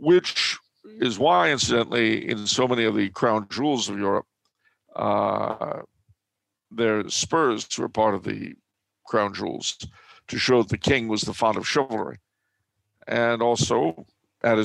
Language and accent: English; Los Angeles, California, United States; Growing up in Los Angeles